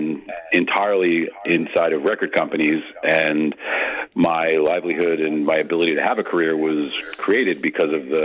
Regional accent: New York, United States; moved away as an adult; now in New Jersey, United States; I'm from the New York area and grew up in New York and live in New Jersey

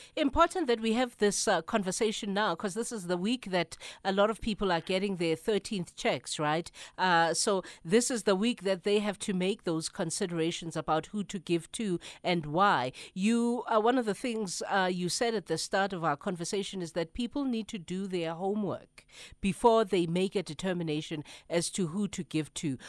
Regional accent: South Africa

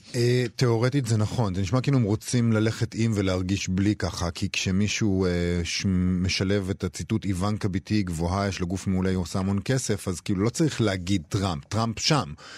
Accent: Rehovot, Central District, Israel; מעיר הולדתי רחובות

